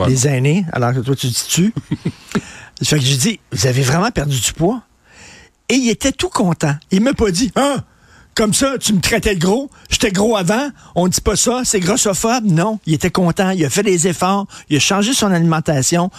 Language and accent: French; Montreal, Quebec, Canada; born or raised there